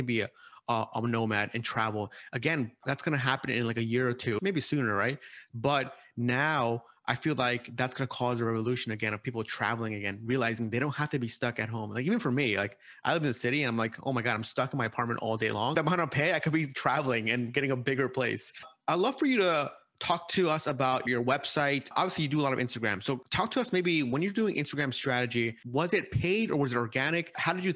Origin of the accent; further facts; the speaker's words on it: Long Island, New York, United States; also born or lived in Binghamton, New York / Silicon Valley; I grew up in Long Island